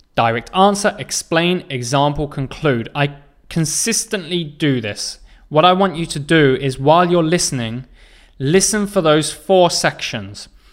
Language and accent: English; England, United Kingdom; I am from England